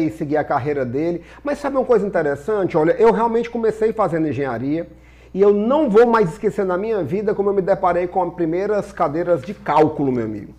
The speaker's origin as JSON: {"language": "Portuguese", "town": "Fortaleza", "region": "Ceará", "country": "Brazil", "said": "Sou cearense de Fortaleza, filho de, de, um, de pais que são também aqui da capital"}